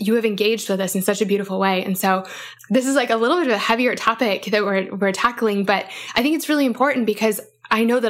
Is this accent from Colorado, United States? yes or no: yes; Aurora, Colorado, United States; I'm technically from Aurora, Colorado